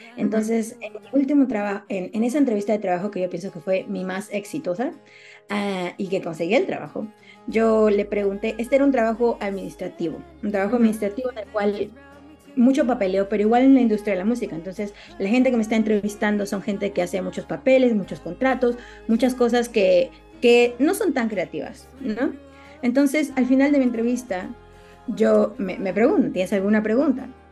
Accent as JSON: {"language": "Spanish", "country": "Peru", "moved": "yes", "lives_now": "United States"}